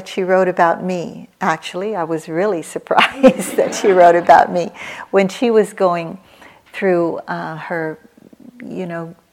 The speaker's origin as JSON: {"language": "English", "country": "United States", "tie": "born or raised there", "also_born_or_lived": "Philippines", "said": "I was born in the Philippines. I came over here. I was raised in America from the age of 2"}